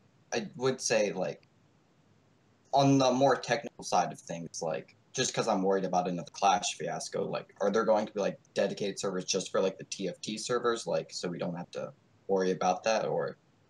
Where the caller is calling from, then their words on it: South Carolina, United States; Boring old United States.